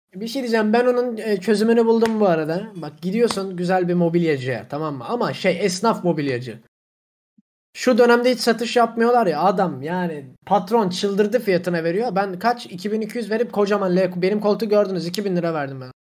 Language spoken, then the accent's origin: Turkish; Black Sea Region, Turkey; ben gerçekten Karadenizliyim